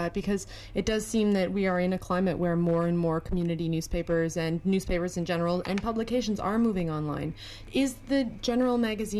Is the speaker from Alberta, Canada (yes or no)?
no; Toronto, Ontario, Canada; now in British Columbia, Canada; I come from Toronto originally, and when I moved out to BC